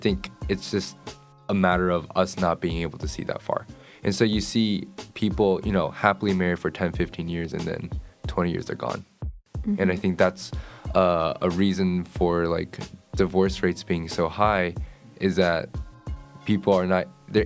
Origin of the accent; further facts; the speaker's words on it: Apex, North Carolina, United States; the neighborhood I live, I'm from Apex